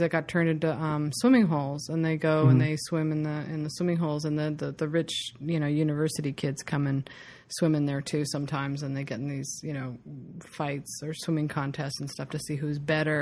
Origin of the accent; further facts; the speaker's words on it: Ojai, California, United States; I grew up in Ojai